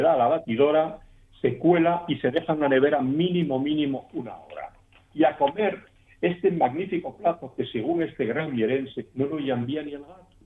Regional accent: Asturias, Spain; lo que sufrimos los asturianos normalmente cuando salimos de Asturias

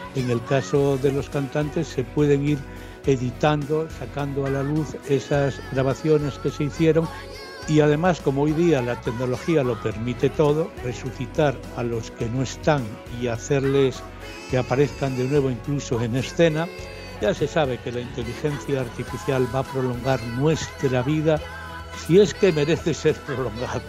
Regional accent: Asturias, Spain

